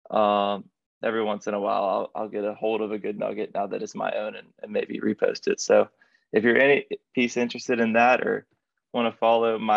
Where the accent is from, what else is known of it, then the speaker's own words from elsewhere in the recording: Birmingham, Alabama, United States; growing up in Alabama